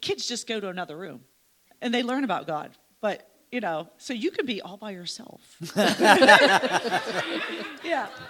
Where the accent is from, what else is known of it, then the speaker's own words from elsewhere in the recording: Slippery Rock, Pennsylvania, United States; I'm from Slippery Rock